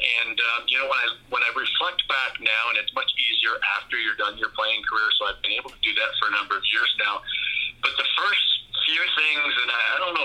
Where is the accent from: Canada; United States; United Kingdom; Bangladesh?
Canada; Windsor, Ontario; I grew up here in Windsor, Ontario, as a Tigers fan, right across the border from Detroit